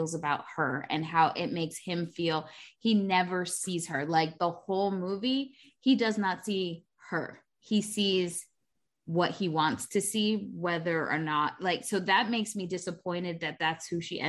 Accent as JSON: {"language": "English", "town": "New York City", "region": "New York", "country": "United States", "said": "As a New Yorker"}